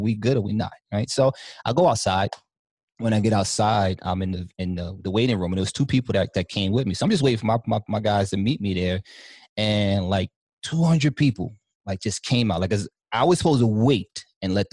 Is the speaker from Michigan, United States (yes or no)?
no; New York City, New York, United States; I'm from Harlem.